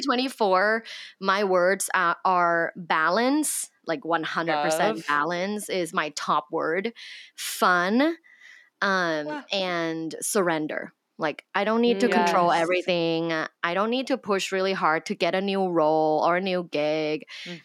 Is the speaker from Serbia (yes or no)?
no; Thailand; Like I'm originally from Thailand.